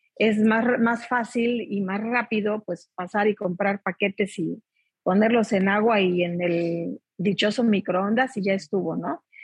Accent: Mexico; nosotros como mexicanos

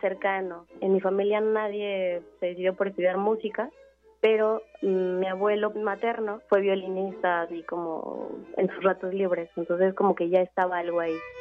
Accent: Mexico City, Mexico; also born or lived in Costa Rica; Yo nací en la Ciudad de México

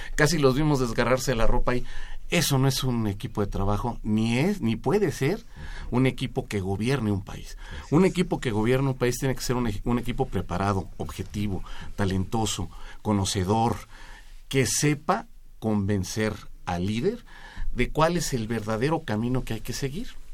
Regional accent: Mexico; No me arrepiento de ser mexicano

